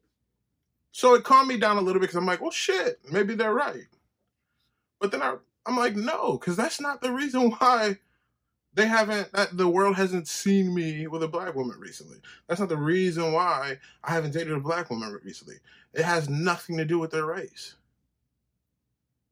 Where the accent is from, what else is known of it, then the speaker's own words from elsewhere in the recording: Henrietta, New York, United States; I grew up in Henrietta